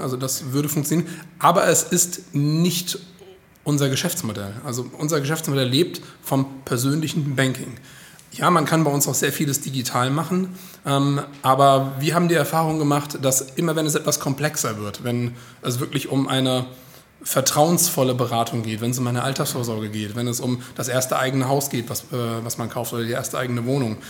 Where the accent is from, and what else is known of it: Frankfurt am Main, Hesse, Germany; born or raised there; moved away as an adult; now in Hildesheim, Germany